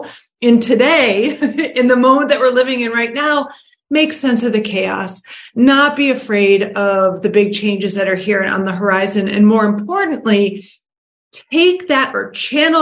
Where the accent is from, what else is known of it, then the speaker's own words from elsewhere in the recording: Detroit, Michigan, United States; I was born and raised in Detroit.